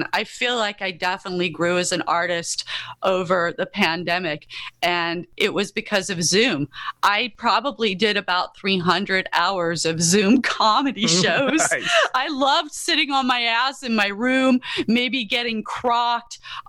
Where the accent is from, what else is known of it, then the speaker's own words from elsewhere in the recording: Yorkshire and the Humber, United Kingdom; I loved The Yorkshire Ripper, the miniseries, because that's where I grew up in England